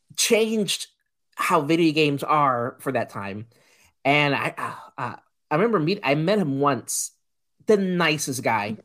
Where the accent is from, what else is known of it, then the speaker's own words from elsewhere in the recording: Puerto Rico; I grew up in Puerto Rico